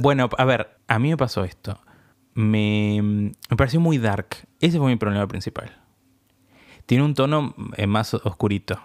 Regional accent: Argentina; nosotros que somos de Argentina

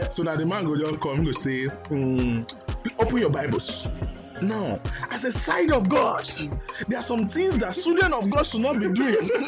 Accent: Ibadan, Oyo, Nigeria; I grew up I grew up I grew up in Ibadan but I still speak Queen's English

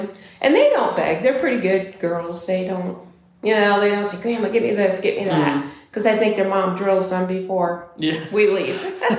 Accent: Bowling Green, Ohio, United States; also born or lived in Bloomdale, Ohio; I was born in Bowling Green, Ohio, and I have never left Wood County.

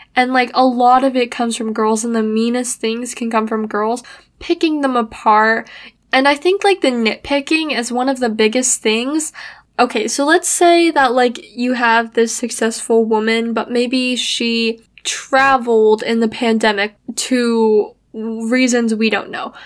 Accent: United States; I was born in America

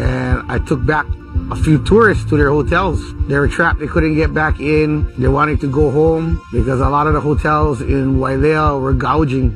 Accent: Molokai, Hawaii, United States; born and raised on Molokai

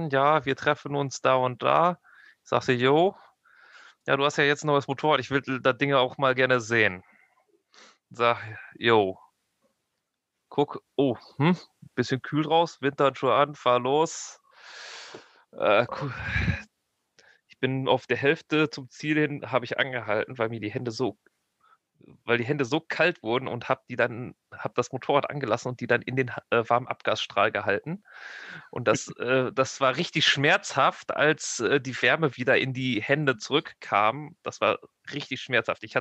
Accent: North Rhine-Westphalia, Germany; Ich, ich komme ja aus Nordrhein-Westfalen.

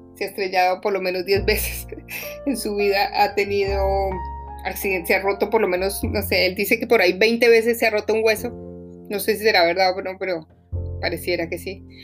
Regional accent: Bogotá, Colombia; moved away; Yo soy colombiana, viví en Bogotá, he vivido en varias partes del mundo, pero normalmente pues yo vengo de una ciudad donde siempre está nublado y gris, como Bogotá

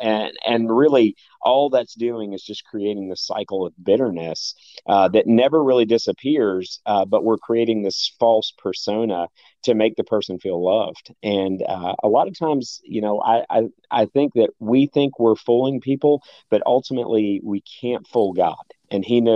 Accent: the South, United States; growing up in the South

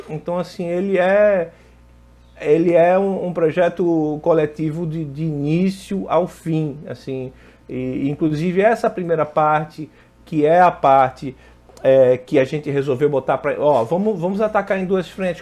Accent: Pernambuco, Brazil; moved away as an adult; now in Rio de Janeiro, Brazil; eu sou pernambucano, Natara é pernambucano, não sei se vocês sabem, nós somos pernambucanos, moramos aqui no Rio, mas somos pernambucanos

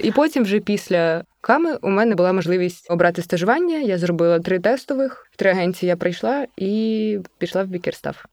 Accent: Obukhiv, Kyiv Oblast, Ukraine; я з Обухова

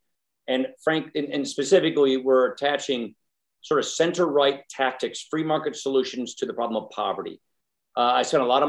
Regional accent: Wisconsin, United States

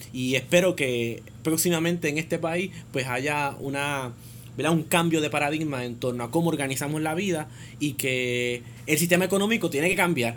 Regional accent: Puerto Rico

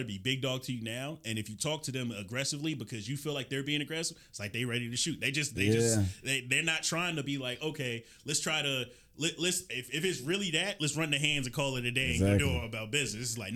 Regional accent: Augusta, Georgia, United States; moved away; also born or lived in Atlanta, Georgia; I'm from Augusta, Georgia

